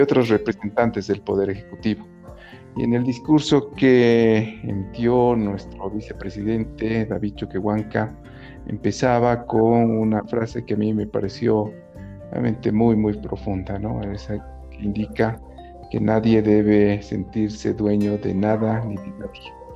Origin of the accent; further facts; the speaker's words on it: Bolivia; nosotros como bolivianos